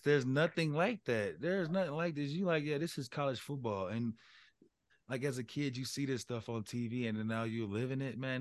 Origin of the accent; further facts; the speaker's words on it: Colorado, United States; moved away as an adult; I'm from Colorado